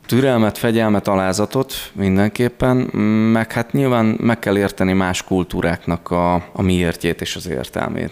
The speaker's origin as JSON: {"language": "Hungarian", "town": "Herend", "region": "Veszprém County", "country": "Hungary", "tie": "born or raised there", "also_born_or_lived": "Budapest", "moved": "yes", "lives_now": "Budapest agglomeration, Hungary", "said": "egy nagyon kis településről, de világhírű településről származom, Herendről, minden családtagom porcelánfestőként, illetve a porcelán manufaktúra környékén tevékenykedő polgárként élte a hétköznapjait, amikor én gyerek voltam"}